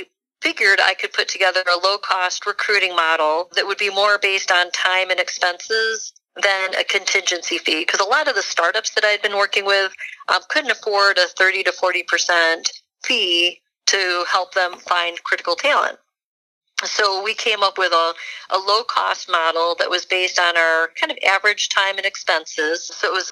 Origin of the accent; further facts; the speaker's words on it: Michigan, United States; moved away as an adult; also born or lived in Silicon Valley; I was actually born and raised in Michigan